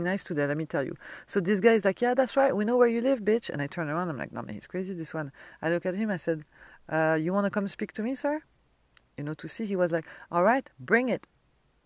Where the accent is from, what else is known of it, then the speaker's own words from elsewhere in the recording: France; accent: French; English is a second language; moved away; my French accent